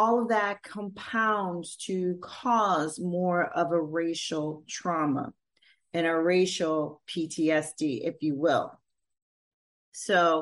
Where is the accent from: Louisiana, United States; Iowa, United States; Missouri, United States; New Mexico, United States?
Louisiana, United States; In my community, Creole, African-American background, born in Louisiana